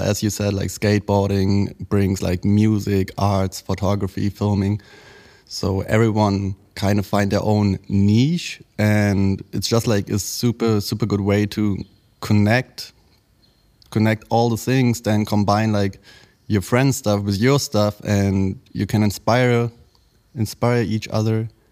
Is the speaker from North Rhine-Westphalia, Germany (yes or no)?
no; Berlin, Germany; Berlin bred, um, born and raised in Berlin, actually in Kreuzberg, where I grew up till the age of, I think, four or five